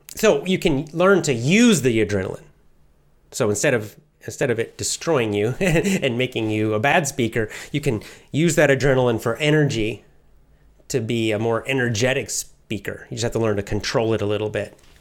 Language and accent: English; Athens, Georgia, United States; I grew up in the South, the southern part of the United States